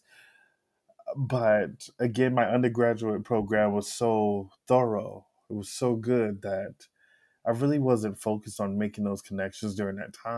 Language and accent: English; Alexandria, Louisiana, United States; I'm from Alexandria, Louisiana